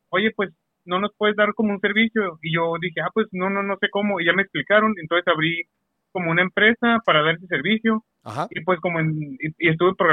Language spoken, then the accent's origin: Spanish; Mexicali, Baja California, Mexico; Eh, soy, soy de Mexicali.